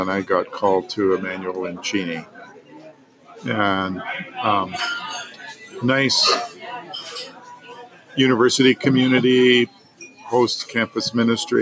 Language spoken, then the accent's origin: English; Kalispell, Montana, United States; I grew up in Kalispell, Montana